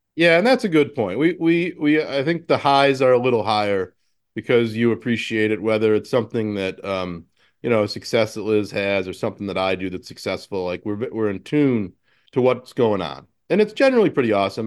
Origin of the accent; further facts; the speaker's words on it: Buffalo, New York, United States; moved away as an adult; to move back to my hometown and, uh, and kinda recapture that business and use it as a seed to start an agency here